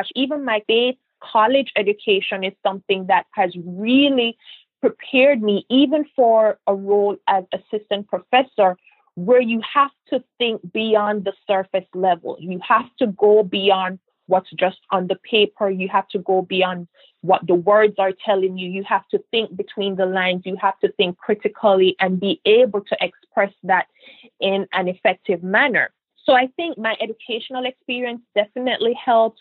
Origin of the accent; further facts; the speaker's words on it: Jamaica; moved away as an adult; also born or lived in Lewiston, Maine / Providence, Rhode Island / Boston, Massachusetts / Florida; now in United States; even as a little girl growing up in Jamaica